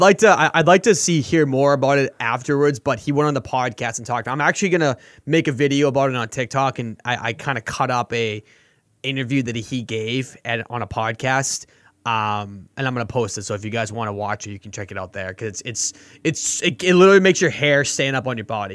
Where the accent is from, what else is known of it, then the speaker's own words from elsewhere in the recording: Boston, Massachusetts, United States; I'm from Boston